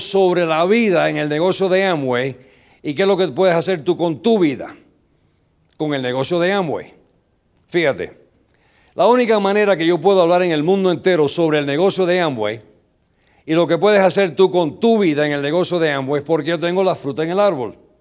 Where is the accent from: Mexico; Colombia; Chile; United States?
United States; New York; first language English; Spanish is a second language; Yo nací en el 47 en New York. Y uh, so I'm an American guy. I was born and raised in the United States. My my language is English.